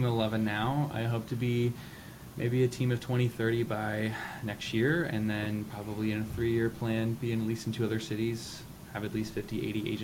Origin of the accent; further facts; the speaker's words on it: Richmond, Virginia, United States; now in Washington DC metro area, United States; I'm actually from Richmond, Virginia